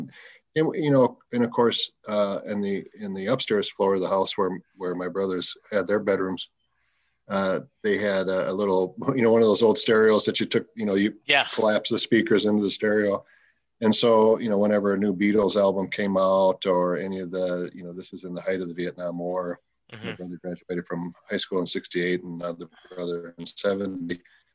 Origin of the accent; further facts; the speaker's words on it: St. Paul, Minnesota, United States; Born and raised in St. Paul.